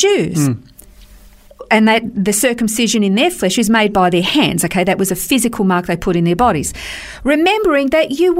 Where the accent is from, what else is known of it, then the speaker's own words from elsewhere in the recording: Australia; We're Australian